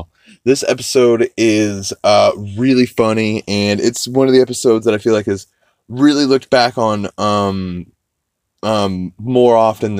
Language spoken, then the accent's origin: English; New Orleans, Louisiana, United States; And I feel like I represented the South because, like I said before, I am from New Orleans, Louisiana.